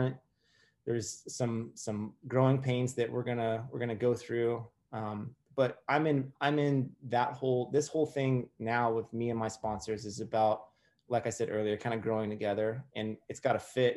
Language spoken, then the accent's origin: English; New Orleans, Louisiana, United States; moved away; also born or lived in Myrtle Beach, South Carolina; I was born in Myrtle Beach and raised in just outside of New Orleans for a while